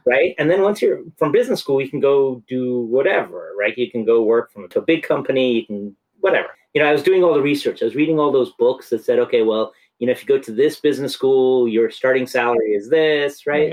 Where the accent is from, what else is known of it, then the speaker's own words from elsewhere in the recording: San Francisco, California, United States; moved away; I grew up in San Francisco where, you know, Victorians are painted bright colors